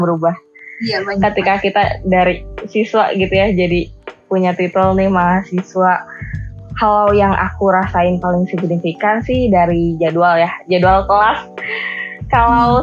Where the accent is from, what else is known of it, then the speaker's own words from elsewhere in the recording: Bandung, West Java, Indonesia; aku nih orang Bandung